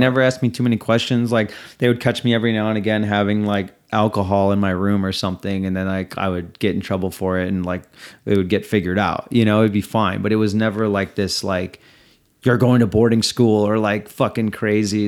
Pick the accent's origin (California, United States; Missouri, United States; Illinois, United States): Illinois, United States; Des Plaines; I am from right outside Chicago, Illinois, in the suburb of Des Plaines, where O'Hare is.